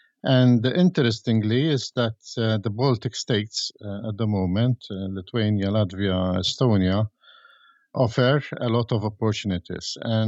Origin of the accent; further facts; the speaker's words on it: Malta; I come from Malta. Malta is a small country, a little bit smaller than these three states.